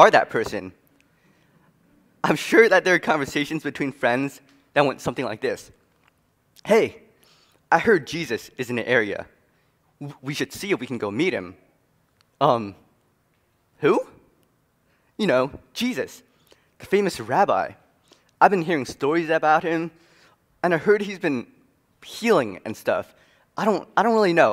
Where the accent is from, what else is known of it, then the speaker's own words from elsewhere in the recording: New York City, New York, United States; moved away as an adult; also born or lived in Wheaton, Illinois; I'm originally from Queens, New York, but right now I'm a student at Wheaton College